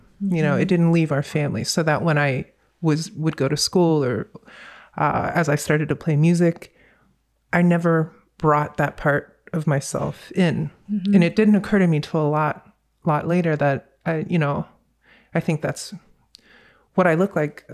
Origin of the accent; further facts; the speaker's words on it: Virginia, United States; also born or lived in North Carolina; growing up in Virginia, especially at that time, it was mid-80s, early 90s